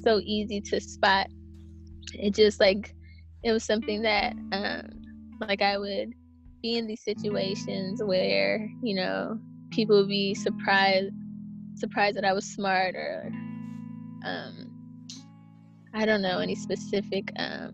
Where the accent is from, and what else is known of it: Berkeley, California, United States; born or raised there